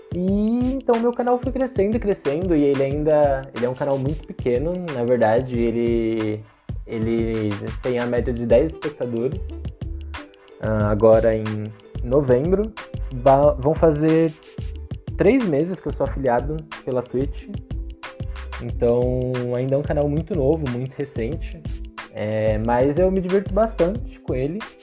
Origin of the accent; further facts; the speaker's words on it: São Paulo, Brazil; moved away as an adult; sou de São Paulo, capital